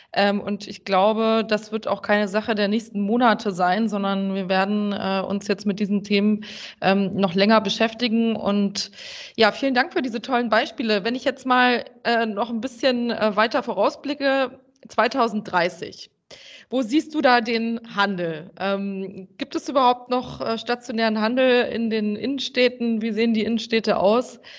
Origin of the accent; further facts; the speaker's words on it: Germany; als äh, Deutsche